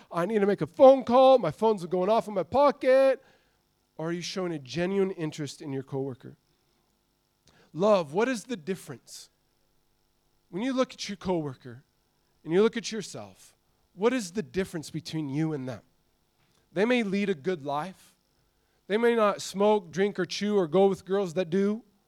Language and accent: English; Montana, United States; I grew up in Montana